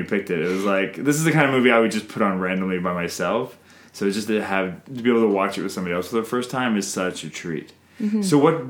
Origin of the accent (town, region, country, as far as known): Canada